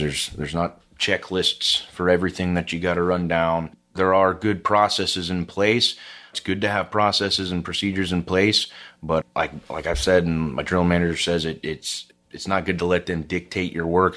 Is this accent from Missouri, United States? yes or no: no; Houston, Texas, United States; also born or lived in Austin, Texas; I grew up in Houston, Texas.